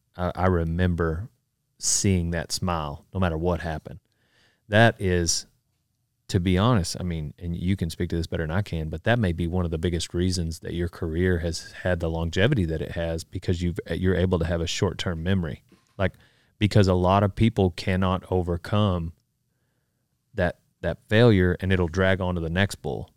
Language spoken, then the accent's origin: English; Memphis, Texas, United States; I grew up in Memphis, Texas.